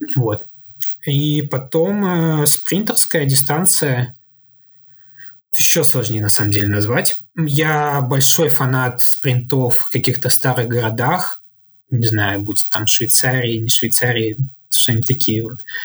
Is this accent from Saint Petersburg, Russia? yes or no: yes; Saint Petersburg, Russia; я вообще родом из Санкт-Петербурга